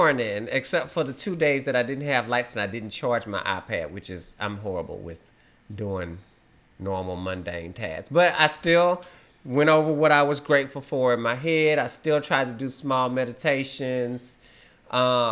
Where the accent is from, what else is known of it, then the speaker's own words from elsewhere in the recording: Beaumont, Texas, United States; I'm from Beaumont, Texas